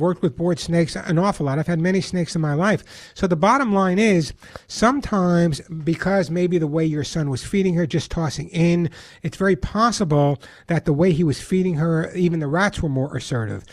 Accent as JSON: {"language": "English", "area": "Long Island", "region": "New York", "country": "United States", "tie": "born or raised there", "moved": "yes", "lives_now": "Santa Monica, United States", "said": "I grew up on Long Island"}